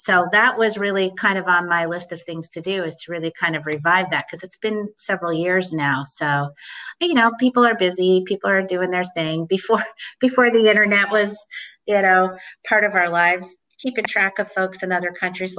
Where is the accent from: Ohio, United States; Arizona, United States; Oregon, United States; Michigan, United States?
Ohio, United States; Cincinnati; moved away as an adult; also born or lived in Seattle / Luxembourg; now in Portland, United States; I'm originally from Ohio. I'm born and raised in Cincinnati, Ohio.